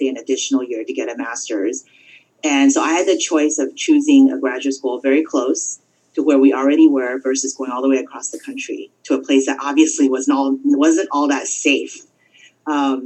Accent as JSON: {"language": "English", "region": "California", "country": "United States", "tie": "born or raised there", "said": "I grew up in California."}